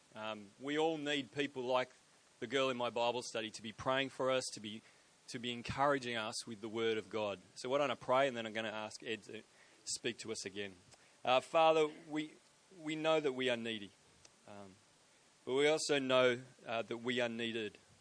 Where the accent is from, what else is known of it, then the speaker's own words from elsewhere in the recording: Sydney, New South Wales, Australia; I am from Sydney, uh, but I but I just I just purchased a property in Brisbane